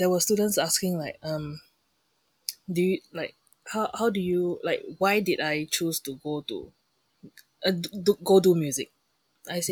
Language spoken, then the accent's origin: English; Singapore; moved away; growing up in Singapore